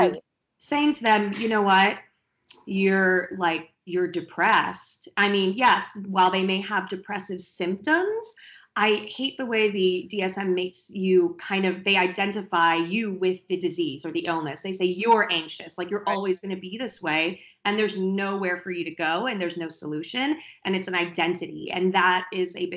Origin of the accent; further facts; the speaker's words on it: East Coast, United States; I'm from the East Coast